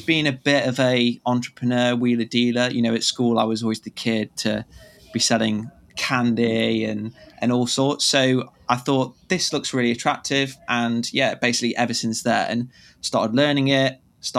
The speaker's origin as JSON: {"language": "English", "country": "United Kingdom", "lives_now": "London, United Kingdom", "said": "I'm based in London in the UK, so British"}